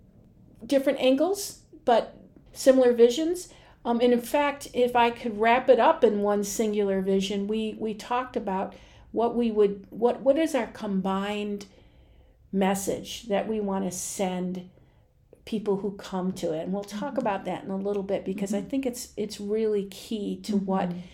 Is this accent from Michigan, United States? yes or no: yes; Detroit, Michigan, United States; in Detroit. I don't know what a farm is.